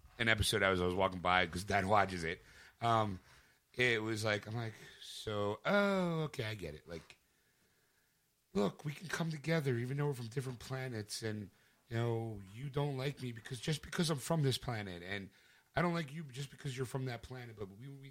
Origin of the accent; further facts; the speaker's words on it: Philadelphia, Pennsylvania, United States; I'm from Philly